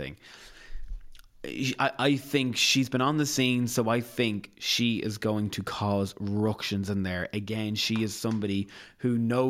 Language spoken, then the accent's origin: English; Leinster, Ireland; And I'm from Meath, and I will stick my colours to it.